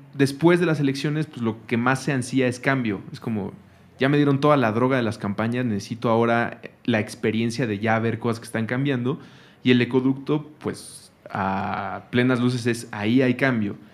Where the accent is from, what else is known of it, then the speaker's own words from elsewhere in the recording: Mexico City, Mexico; Nosotros somos chilangos, sí crecimos aquí En, la ciudad